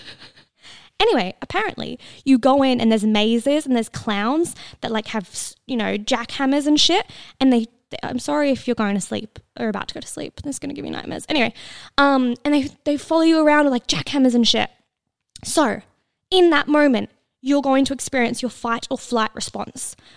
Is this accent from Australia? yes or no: yes; Australia; I'm Australian.